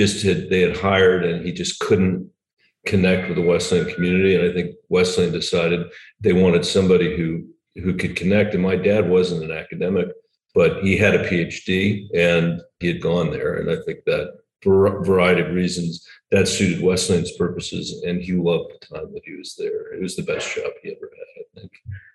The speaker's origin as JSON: {"language": "English", "town": "New Delhi", "region": "Delhi", "country": "India", "tie": "born there", "said": "So even though I was born in New Delhi, I'm a natural born citizen."}